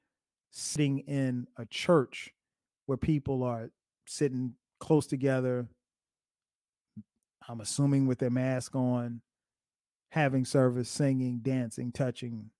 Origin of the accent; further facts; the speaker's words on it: Florence, South Carolina, United States; in Florence, South Carolina, in my hometown